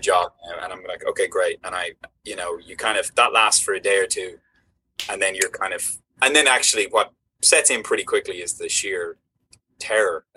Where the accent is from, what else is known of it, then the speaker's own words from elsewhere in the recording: Ireland; Ireland's this like small country that sits between you know Great Britain and the United States, and so yeah. growing up, I would get you know I'd have the BBC